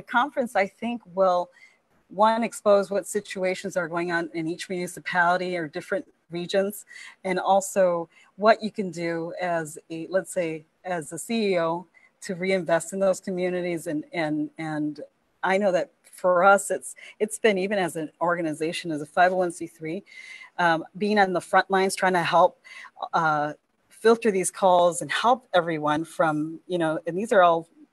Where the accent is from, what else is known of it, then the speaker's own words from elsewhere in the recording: Milwaukee, Wisconsin, United States; moved away as an adult; now in Madison, United States; I come from Milwaukee. So Milwaukee, I've been privy to a lot of disparities